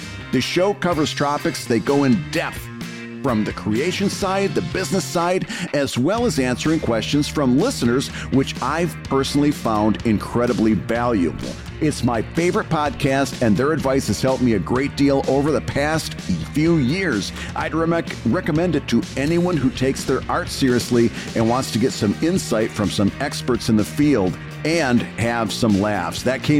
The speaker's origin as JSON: {"language": "English", "town": "Bad Axe", "region": "Michigan", "country": "United States", "tie": "born or raised there", "said": "So I grew up in the Midwest, in a small town in Michigan called Bad Axe. Very small town in the thumb of Michigan."}